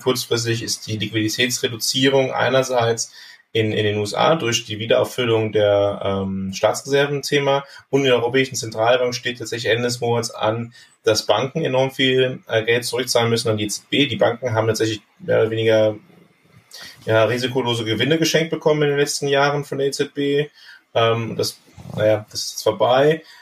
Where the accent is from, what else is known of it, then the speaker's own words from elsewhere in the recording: Bergisch Gladbach, North Rhine-Westphalia, Germany; meiner Heimatstadt Bergisch Gladbach. Das ist in, im Rheinland, ja.